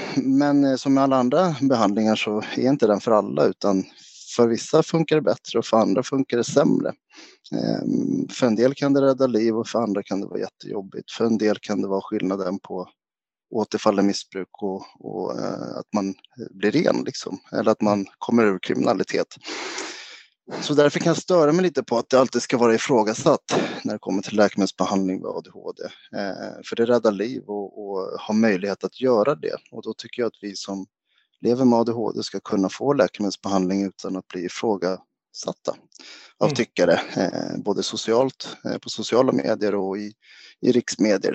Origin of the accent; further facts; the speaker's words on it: Sweden; jag är svensk-grek, alltså mamma svensk och pappa grek. Pappa flyttade hem till Grekland och Rhodos när jag var fyra